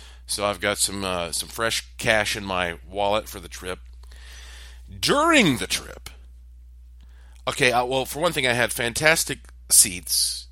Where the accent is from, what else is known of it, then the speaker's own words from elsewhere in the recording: Asheville, North Carolina, United States; I was from Asheville, North Carolina